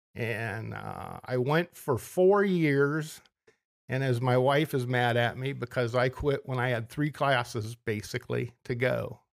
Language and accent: English; Ontario, Ohio, United States; also born or lived in Minnesota; originally from Mansfield, Ohio, or Ontario, Ohio, just a little, little suburb of Mansfield